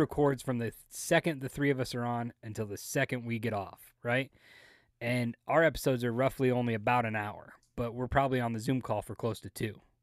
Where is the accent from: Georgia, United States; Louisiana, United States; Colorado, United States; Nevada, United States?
Nevada, United States; Las Vegas; moved away; I grew up in Las Vegas